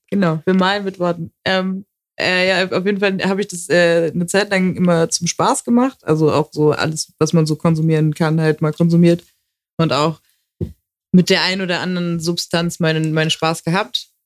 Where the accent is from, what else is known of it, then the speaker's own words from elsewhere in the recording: Hamburg, Germany; moved away as an adult; now in Frankfurt, Germany; ich bin in Hamburg geboren, ich habe mein ganzes Leben dort gelebt.